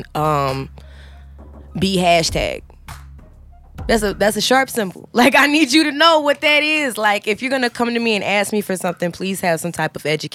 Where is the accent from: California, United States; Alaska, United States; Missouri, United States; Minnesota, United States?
Missouri, United States; St. Peters; also born or lived in North St. Louis; born and raised North City church life. Like, I'm from St. Peter's